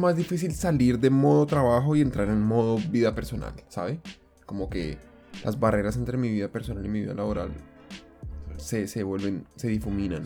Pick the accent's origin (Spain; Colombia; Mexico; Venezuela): Colombia; now in Japan; en mi caso como colombiano, fue muy distinto cuando yo llegué acá y es que en Colombia estamos acostumbrados